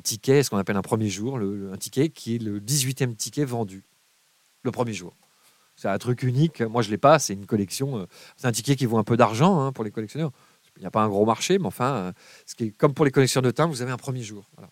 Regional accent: Paris, Île-de-France, France; j'ai grandi à Paris

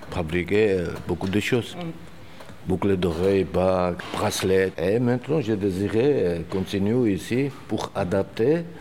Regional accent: Georgia; French is a second language; moved away as an adult; now in France; je suis géorgien. Je suis venu déjà 10 ans à la France.

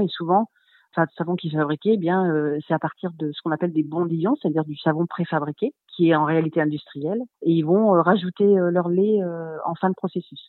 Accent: Charente-Maritime, Nouvelle-Aquitaine, France; now in Gers, France; je suis de Charente-Maritime

